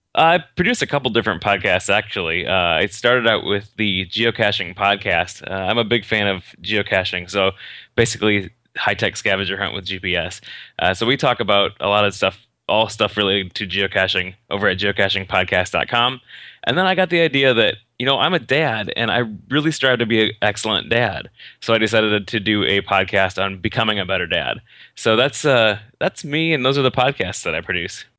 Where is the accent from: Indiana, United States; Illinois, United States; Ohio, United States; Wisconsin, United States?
Indiana, United States; Northern; Northern Indiana, actually